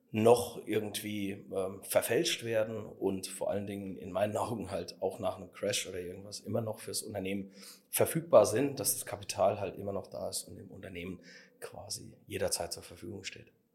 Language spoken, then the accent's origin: German; Saarland, Germany; es ist alles bei uns im Saarland so noch so ein bisschen hemdsärmelig